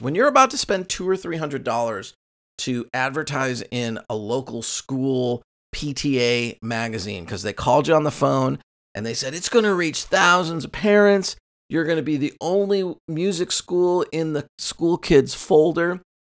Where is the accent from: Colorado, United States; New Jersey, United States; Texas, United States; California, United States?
California, United States; Costa Mesa; my hometown of Costa Mesa, where the school's located